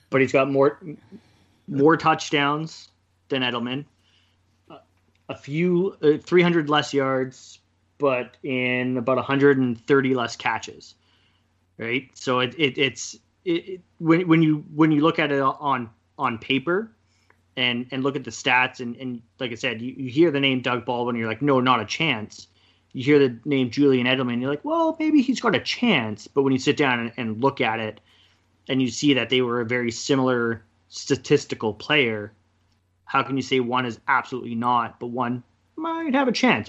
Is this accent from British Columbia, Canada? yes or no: yes; Kelowna, British Columbia, Canada; also born or lived in Kamloops; I moved back to Kelowna from Kamloops